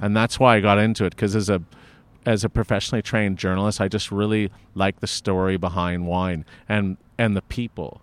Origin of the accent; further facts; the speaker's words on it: Los Angeles, California, United States; I was born and raised in Hancock Park